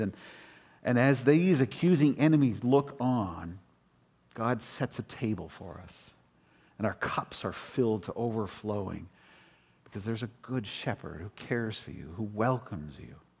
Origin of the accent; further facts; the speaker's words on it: Toronto, Ontario, Canada; moved away; also born or lived in Calgary / Western Canada / United States; I was raised up in Rexdale, in the hood of Rexdale